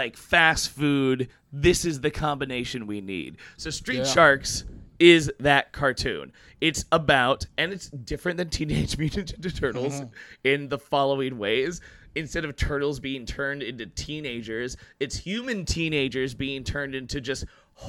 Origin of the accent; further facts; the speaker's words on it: Houston, Texas, United States; now in New York City, United States; I'm from Texas originally